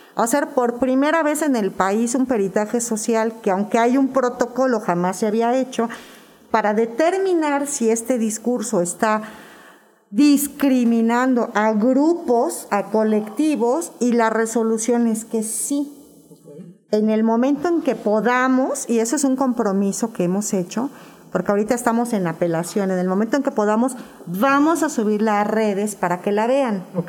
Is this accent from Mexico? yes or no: yes; Mexico; soy una madre mexicana que tiene una hija lesbiana